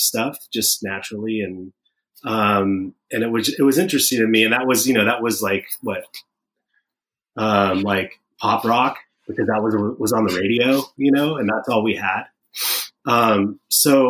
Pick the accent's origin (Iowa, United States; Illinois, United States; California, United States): California, United States; Sacramento; I was born in Sacramento in 1974